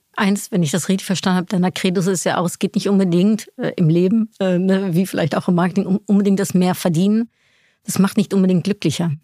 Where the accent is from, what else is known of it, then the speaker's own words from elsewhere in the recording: Netherlands; moved away; Also ich komme aus den Niederlanden